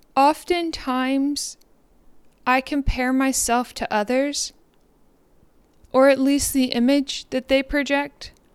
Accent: Deer Park, Texas, United States; now in Trinity, United States; I'm from Deer Park, Texas.

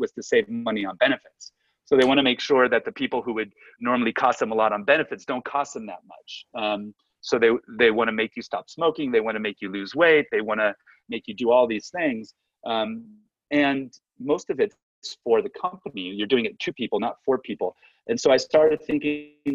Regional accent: Southern California, United States; I'm from Southern California

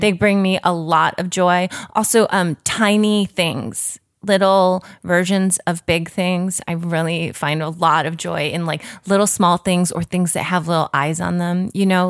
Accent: Chicago, Illinois, United States; moved away as an adult; also born or lived in rural Tennessee; now in Los Angeles, United States; I grew up primarily in the suburbs of Chicago

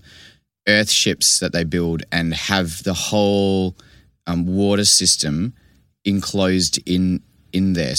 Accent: Vancouver, British Columbia, Canada; now in Perth, Australia; when I grew up in Vancouver

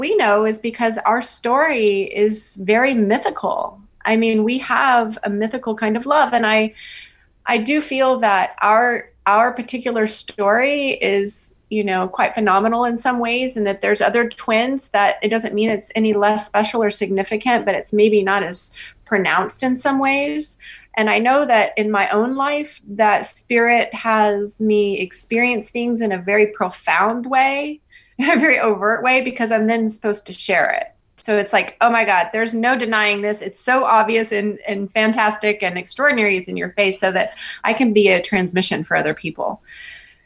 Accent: Austin, Texas, United States; moved away as an adult; I was born and raised in Austin

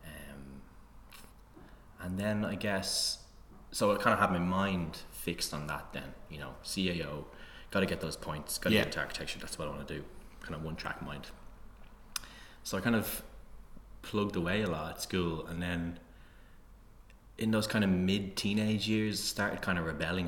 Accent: Tallaght, Leinster, Ireland; I grew up in Tallaght

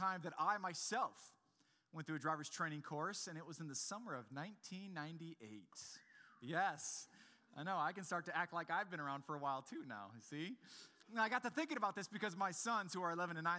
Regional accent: Grand Rapids, Michigan, United States; I'm from Grand Rapids

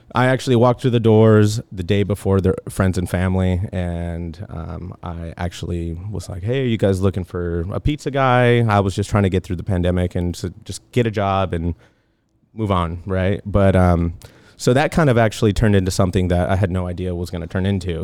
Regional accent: Tucson, Arizona, United States; moved away as an adult; also born or lived in Los Angeles, California / Long Beach, California; now in California, United States; I'm originally from Tucson, Arizona. I moved out here to California about, I don't know, uh, little over ten years. I moved out here when I was nineteen

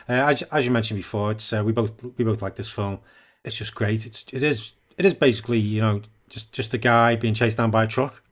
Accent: United Kingdom; I'm a, I'm a British.

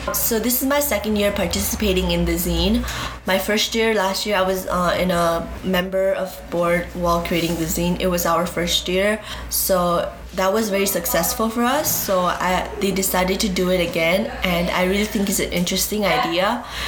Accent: Nepal; now in Chicago, United States; I am from Nepal, but my parents were from Bhutan, and they came back to Nepal.

